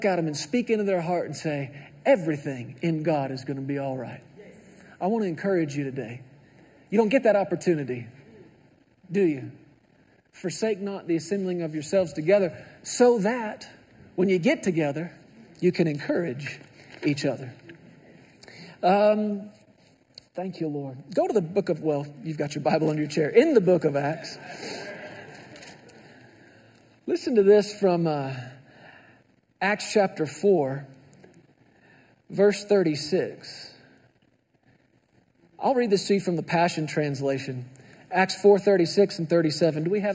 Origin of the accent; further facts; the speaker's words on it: Texas, United States; I grew up in Texas